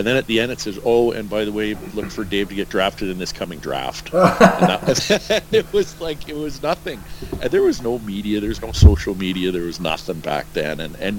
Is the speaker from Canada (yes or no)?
yes; Edmonton, Alberta, Canada; growing up in Edmonton, and watching him. And I actually sat with my family had season tickets right beside his wife in Northlands Coliseum.